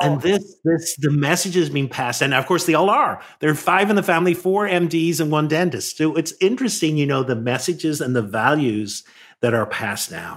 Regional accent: Northern Ireland, United Kingdom; moved away; I grew up in Northern Ireland, which was a very divided society

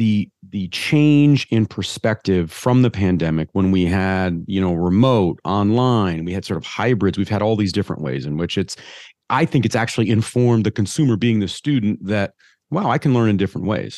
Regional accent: Midwest, United States; I'm a Midwesterner

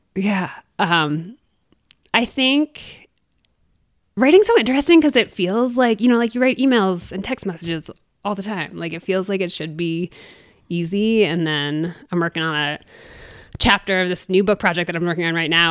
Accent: East Coast, United States; also born or lived in Maine; now in Durango, United States; I'm from the East Coast originally

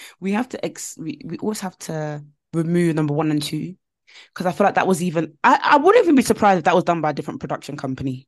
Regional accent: United Kingdom; we're all British.

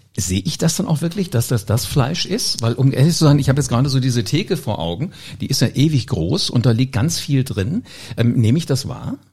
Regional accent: Oberjosbach, Hesse, Germany; ich bin groß geworden auf dem Dorf. Äh, Oberjosbach, das ist in der Nähe hier von, von Wiesbaden

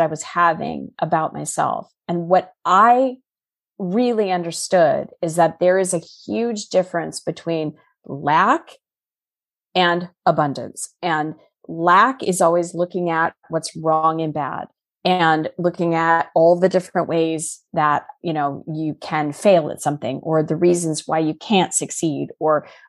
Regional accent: Scottsdale, Arizona, United States; moved away as an adult; also born or lived in Chicago; I was born and raised in Scottsdale, Arizona

